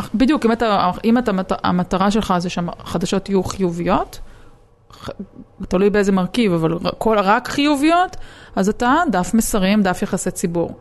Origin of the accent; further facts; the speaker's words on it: Israel; אני עיתונאית מישראל